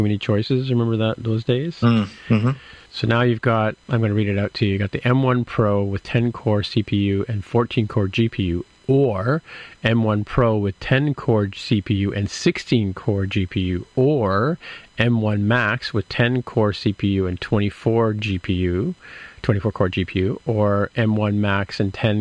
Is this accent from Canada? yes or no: yes; Canada; I'm Canadian